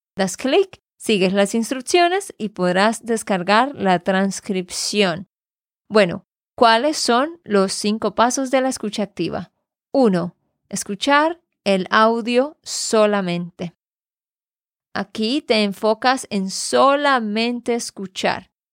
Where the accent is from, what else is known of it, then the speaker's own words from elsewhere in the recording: Santander, Colombia; de Santander, Colombia